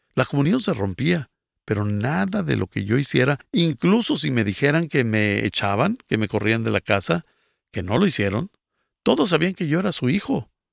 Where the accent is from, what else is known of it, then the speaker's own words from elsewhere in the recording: Guatemala; soy de Guatemala